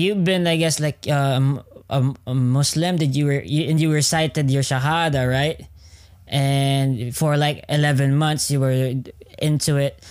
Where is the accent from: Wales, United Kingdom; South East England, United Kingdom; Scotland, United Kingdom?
Wales, United Kingdom; I'm someone from South Wales, and I'm usually coming from a Christian background, right? Most of my family are Christian.